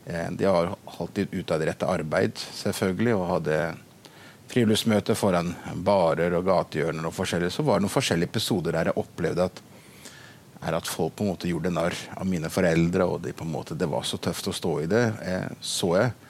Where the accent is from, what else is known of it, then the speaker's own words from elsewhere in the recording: Brazil; now in Bømlo, Norway; født og oppvokst i Brasil som misjonærbarn og er nå pastor i, på Sion på Mosterhavn i Bømlo.